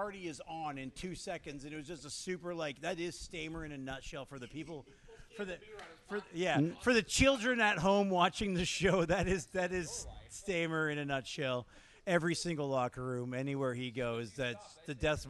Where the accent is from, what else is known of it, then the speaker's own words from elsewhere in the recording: Canada; now in Vancouver, Canada; I'm the worst Canadian.